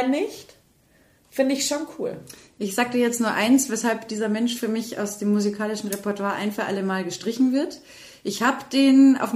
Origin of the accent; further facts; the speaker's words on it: Austria; Ich bin ein Österreicher und ich bin stolz drauf.